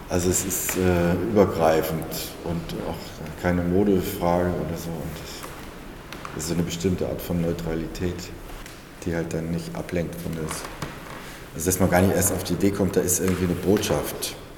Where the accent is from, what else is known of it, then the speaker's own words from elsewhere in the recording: Kassel, Hesse, Germany; Ich bin ja in, in als Jugendlicher in Kassel aufgewachsen.